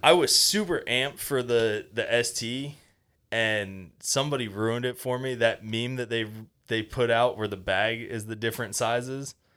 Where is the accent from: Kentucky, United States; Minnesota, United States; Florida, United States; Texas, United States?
Florida, United States; Fort Walton Beach; also born or lived in Tampa, Florida; originally I'm from Fort Walton